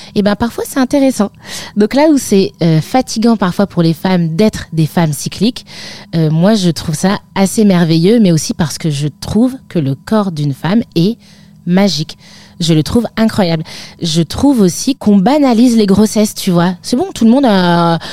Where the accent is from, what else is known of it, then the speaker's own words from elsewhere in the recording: Lille metropolitan area, Hauts-de-France, France; j'ai grandi dans le nord de la France, en métropole lilloise, vraiment 20 km euh, de l'île, à la frontière belge